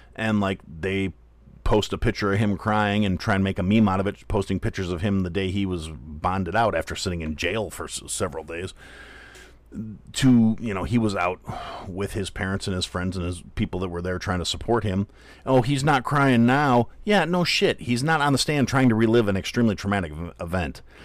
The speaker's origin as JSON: {"language": "English", "town": "Kenosha", "region": "Wisconsin", "country": "United States", "tie": "born or raised there", "moved": "yes", "said": "it was my hometown"}